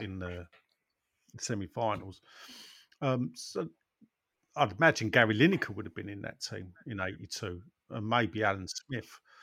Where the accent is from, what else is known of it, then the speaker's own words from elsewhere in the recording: London, United Kingdom; I was born in West Ham